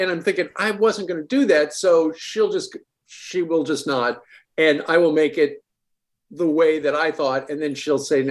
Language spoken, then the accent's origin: English; Abilene, Kansas, United States; I'm from Abilene, Kansas, which was the boyhood home of Dwight Eisenhower